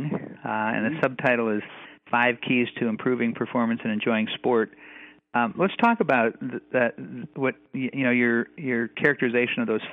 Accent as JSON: {"language": "English", "town": "West Fargo", "region": "North Dakota", "country": "United States", "tie": "born or raised there", "said": "I grew up in West Fargo"}